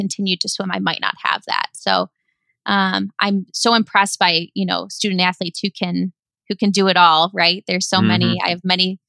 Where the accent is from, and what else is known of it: Chicago, Illinois, United States; born or raised there; moved away as an adult; also born or lived in Flemington, New Jersey; now in Bay Area, United States